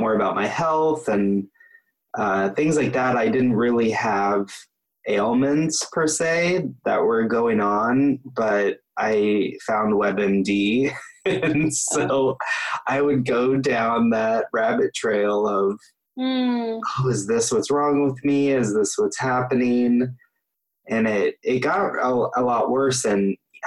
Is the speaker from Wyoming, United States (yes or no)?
no; Topeka, Kansas, United States; I grew up in Topeka, Kansas, you know, which is middle of the country.